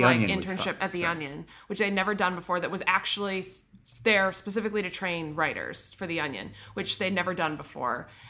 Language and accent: English; Midwest, United States; moved away; I'm from the Midwest.